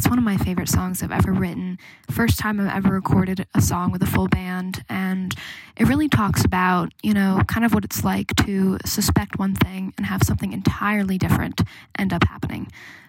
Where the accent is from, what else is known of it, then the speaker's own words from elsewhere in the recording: Woodstock, New York, United States; now in Nashville, United States; I am a singer-songwriter based in Nashville, Tennessee, but I'm originally from Woodstock, New York